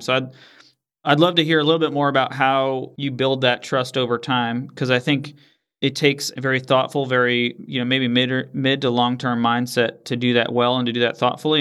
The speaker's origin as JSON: {"language": "English", "region": "Northeast", "country": "United States", "tie": "born or raised there", "moved": "yes", "said": "I grew up in the Northeast"}